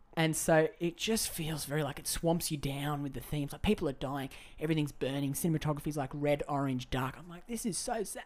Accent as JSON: {"language": "English", "country": "Australia", "said": "I am Aussie"}